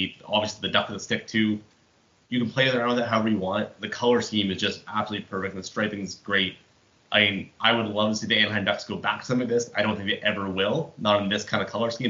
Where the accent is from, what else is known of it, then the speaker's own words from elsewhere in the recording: Canada; as a Canadian